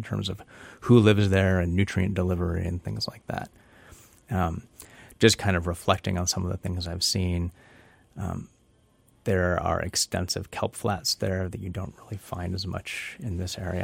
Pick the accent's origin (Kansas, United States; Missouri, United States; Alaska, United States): Alaska, United States; Petersburg; moved away as an adult; now in Southern California, United States; I grew up in Petersburg, living on, playing in and on and around the water for, you know, the first eighteen plus years of my life